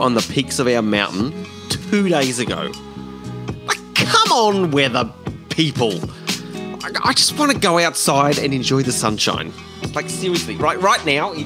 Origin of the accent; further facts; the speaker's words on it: Brisbane, Queensland, Australia; also born or lived in Tasmania; now in Hobart, Australia; I was born and raised in Brisbane, moved to Tassie, Tassie